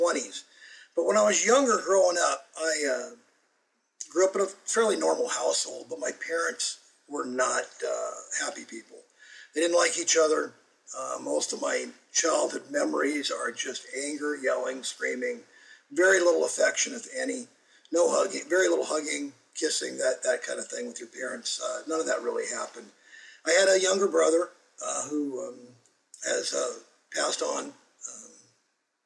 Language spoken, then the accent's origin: English; Arizona, United States; I grew up over in Arizona